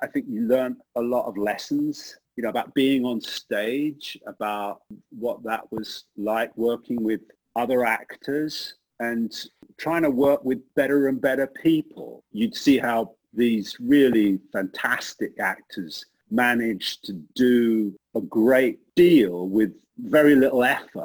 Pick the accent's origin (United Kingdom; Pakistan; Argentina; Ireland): United Kingdom; East Grinstead, South East England; now in United States; I grew up outside of London in a town called East Grinstead in Sussex, which was about 30 or 40 miles from London.